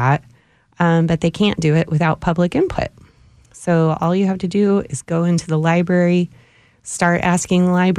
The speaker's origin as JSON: {"language": "English", "town": "Cleveland", "region": "Ohio", "country": "United States", "moved": "yes", "lives_now": "Austin, United States", "said": "I'm originally from Cleveland, Ohio"}